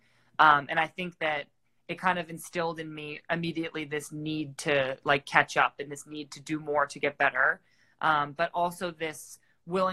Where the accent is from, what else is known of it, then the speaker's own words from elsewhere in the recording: Massachusetts, United States; I'm from Massachusetts